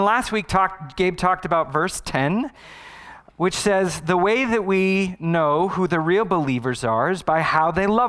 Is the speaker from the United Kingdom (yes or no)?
no; Arizona, United States; I was born and raised in Arizona